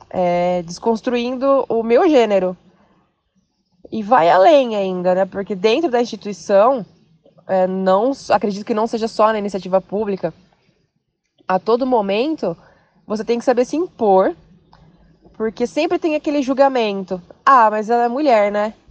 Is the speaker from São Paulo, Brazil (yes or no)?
yes; Bauru, São Paulo, Brazil; Vim da cidade de Bauru, interior, para residir e trabalhar na Grande São Paulo.